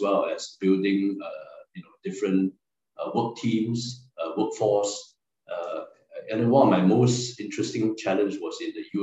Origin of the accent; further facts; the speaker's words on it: Singapore; moved away as an adult; also born or lived in Chongqing, China; I'm a Singaporean Chinese and I spoke Mandarin